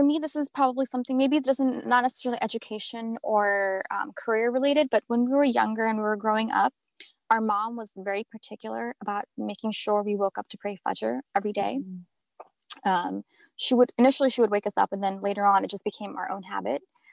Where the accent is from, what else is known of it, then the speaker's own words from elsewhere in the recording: Chicago, Illinois, United States; now in Southern New Jersey, United States; I grew up in Chicago